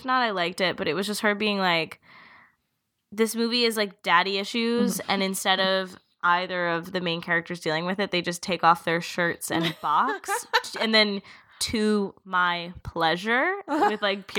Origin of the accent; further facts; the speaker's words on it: Philadelphia, Pennsylvania, United States; I am from Philly